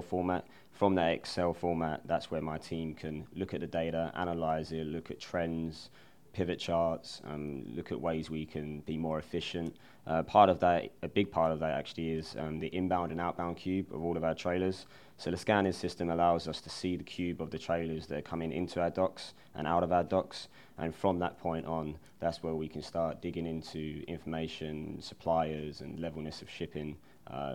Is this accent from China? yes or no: no; London, United Kingdom; moved away as an adult; now in Indianapolis, United States; I'm originally from London, England. I moved over to Indianapolis in 2010 and attended Butler University.